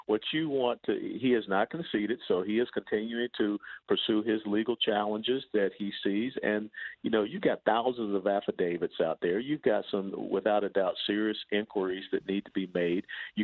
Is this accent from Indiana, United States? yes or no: no; Georgia, United States; moved away; to go back to Georgia December 15th, 16th to talk to my my birth state